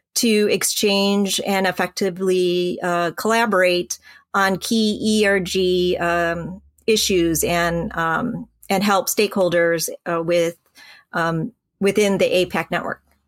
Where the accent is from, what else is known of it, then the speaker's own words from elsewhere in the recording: Royal Oak, Michigan, United States; also born or lived in Vietnam / Hong Kong / North Carolina; He found us a, uh, apartment in, uh, Royal Oak, and we had church ladies come by to teach us English